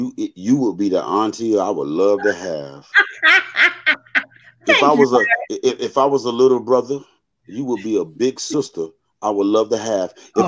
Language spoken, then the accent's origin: English; New York City, New York, United States; I'm from the street. I'm from Brooklyn.